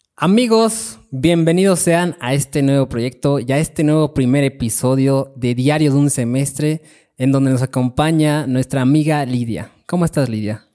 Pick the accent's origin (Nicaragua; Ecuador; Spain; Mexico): Mexico; Chimalhuacán, State of Mexico; yo vengo de Chimalhuacán